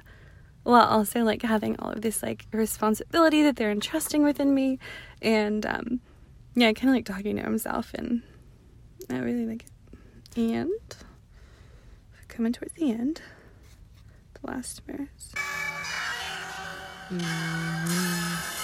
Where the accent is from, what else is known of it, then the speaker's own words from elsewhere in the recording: Downey, California, United States; I'm from Downey